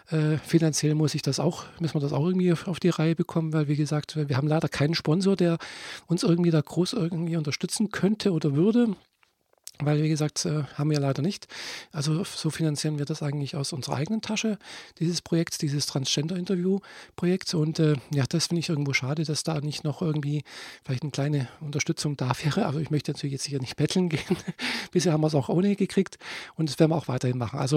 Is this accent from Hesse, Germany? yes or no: no; Friedrichshafen, Baden-Württemberg, Germany; ich komme nicht aus Leipzig, nein, ich bin in Friedrichshafen geboren und aufgewachsen.